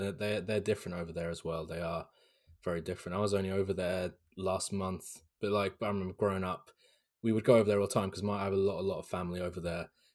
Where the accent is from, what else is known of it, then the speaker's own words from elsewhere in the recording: Hampshire, South East England, United Kingdom; where I was born in Hampshire in South England